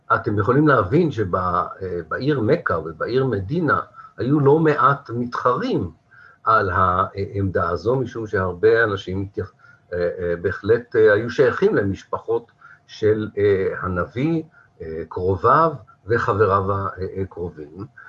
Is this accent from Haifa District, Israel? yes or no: yes; Haifa, Haifa District, Israel; now in Kiryat Tivon, Israel; כחיפאי, כן, אני היום בטבעון, אבל אני במקור חיפאי